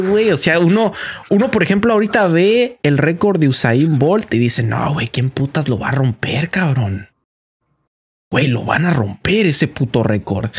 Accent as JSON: {"language": "Spanish", "country": "Mexico", "moved": "yes", "lives_now": "United States", "said": "uno como mexicano"}